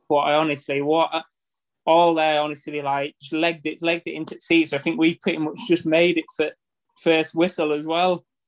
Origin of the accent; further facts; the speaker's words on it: Harrogate, Yorkshire and the Humber, United Kingdom; now in Thirsk, United Kingdom; we're from Harrogate. We moved to Thirsk.